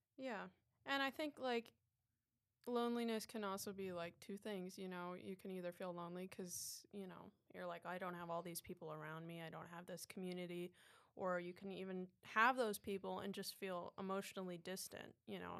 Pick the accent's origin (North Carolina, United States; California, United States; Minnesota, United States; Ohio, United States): Ohio, United States; also born or lived in New York City / Chicago; now in Florida, United States; I'm from New York originally, the city, and Um, but I grew up in Ohio